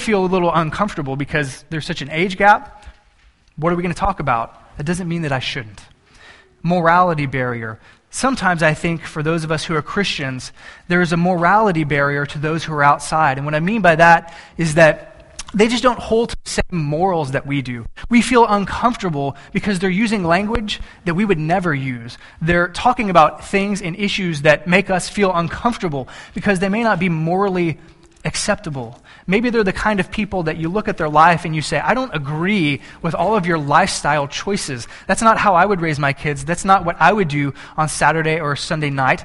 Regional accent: Banquete, Texas, United States; I grew up in South Texas, and in deep South Texas

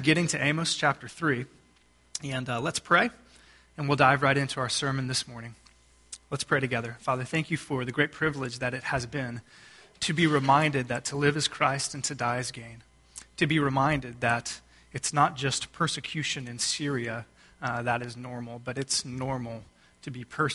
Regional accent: Texas, United States; I am from Texas

